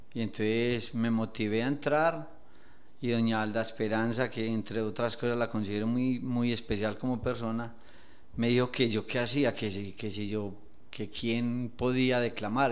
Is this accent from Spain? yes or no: no; Medellín, Antioquia, Colombia; moved away as an adult; now in Villa del Rosario, Colombia; Yo soy de Medellín, Antioquia, de un barrio llamado Las Palmas